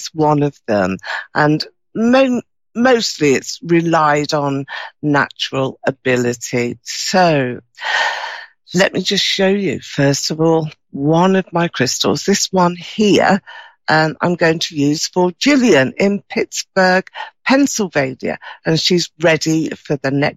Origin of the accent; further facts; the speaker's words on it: United Kingdom; You can probably tell from my accent here, I'm from the UK, just outside of London